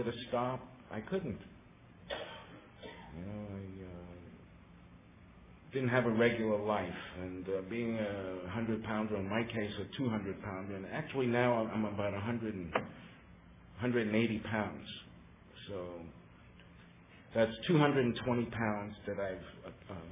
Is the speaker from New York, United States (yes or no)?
yes; New York City, New York, United States; moved away; also born or lived in Long Island; I was born on the Lower East Side in New York City